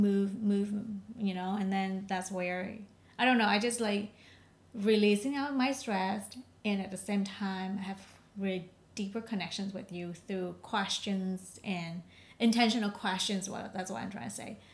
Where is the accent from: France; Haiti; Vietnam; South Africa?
Vietnam; also born or lived in California; now in San Diego, United States; I'm originally from Vietnam, and I moved to California, I think around 5 years.